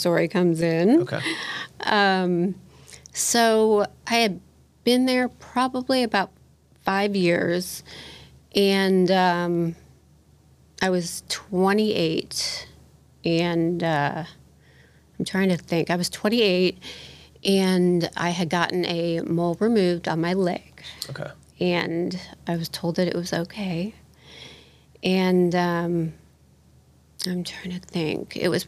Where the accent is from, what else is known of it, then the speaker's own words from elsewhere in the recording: Indianapolis, Indiana, United States; also born or lived in Chicago, Illinois; I grew up here in Indy. My whole life. Yeah. I grew up here